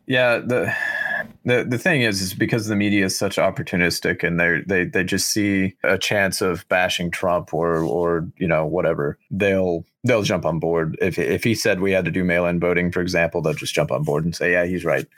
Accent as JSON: {"language": "English", "country": "United States", "said": "we, as the American people"}